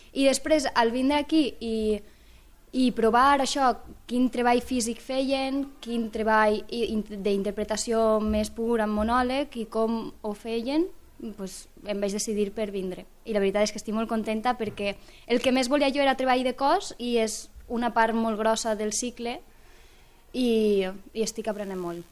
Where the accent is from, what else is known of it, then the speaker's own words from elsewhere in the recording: Benissa, Valencian Community, Spain; moved away as an adult; now in Lleida, Spain; jo vinc d'Alacant, d'un poble d'Alacant, Benissa concretament